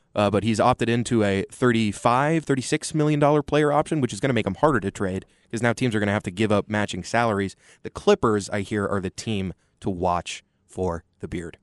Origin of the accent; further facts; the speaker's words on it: Austin, Texas, United States; Growing up in Austin